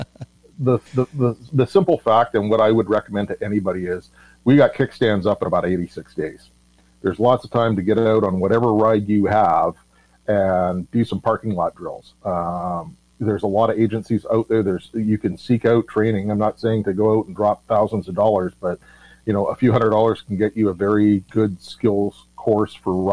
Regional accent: Vancouver, British Columbia, Canada; I grew up in Vancouver

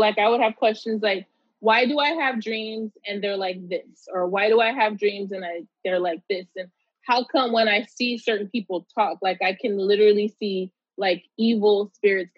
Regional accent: Pomona, California, United States; I grew up in Pomona, California.

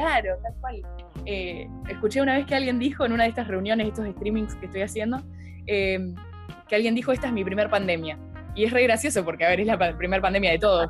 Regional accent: Buenos Aires Province, Argentina; yo soy de Buenos Aires, estoy igual en una ciudad que está como a tres horas de la capital

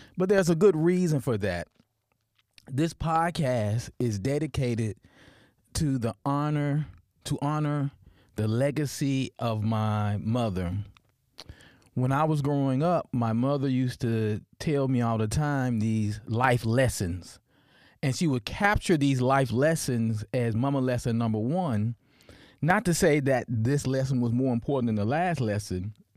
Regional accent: Memphis, Tennessee, United States; accent: Deep South; moved away as an adult; also born or lived in Atlanta, Georgia; now in Norfolk, United States; I am born and raised Memphis, Tennessee, if you couldn't tell by my glorious accent

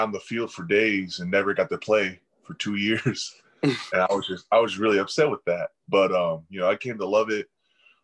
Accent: Chico, California, United States; Chico, because everyone was kind of in the same area. I was the only one up north that far

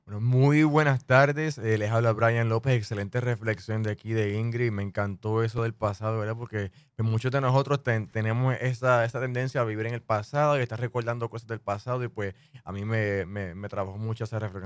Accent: Puerto Rico; crecí en Puerto Rico, pues siempre me he criado con las novelas

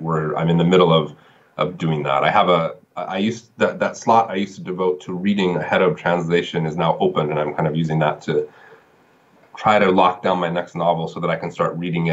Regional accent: San Diego, California, United States; now in China; I'm originally from San Diego

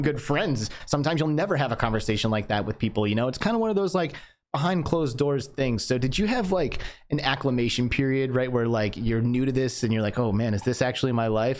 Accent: Michigan, United States; moved away; I grew up in Michigan

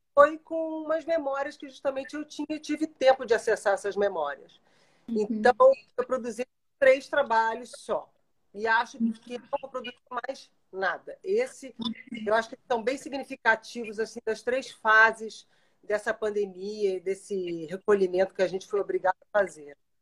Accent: Brazil; como eu sou brasileira

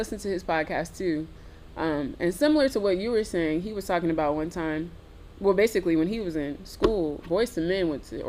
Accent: Indianapolis, Indiana, United States; He's from where I'm from. Well, David is, because I'm from Indianapolis.

